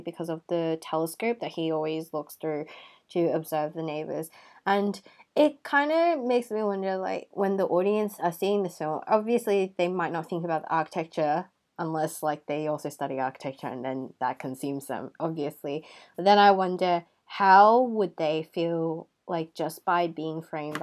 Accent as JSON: {"language": "English", "country": "Hong Kong", "said": "I am from Hong Kong"}